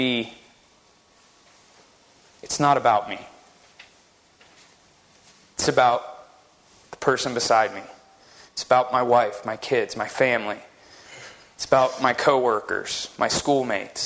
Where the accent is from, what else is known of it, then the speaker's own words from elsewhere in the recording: West Virginia, United States; now in Utah, United States; the church that I grew up in West Virginia